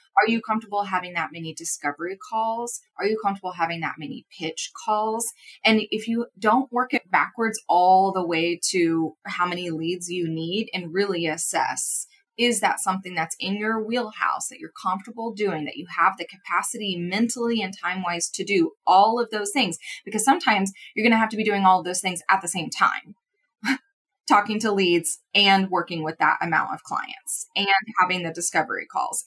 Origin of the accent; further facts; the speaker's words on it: Midwest, United States; I'm also from the Midwest, but I definitely feel like I grew up more in city, city